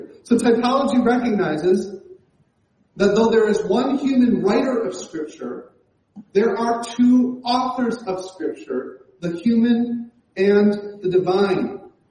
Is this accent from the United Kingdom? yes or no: no; Canada; my worldview as a Canadian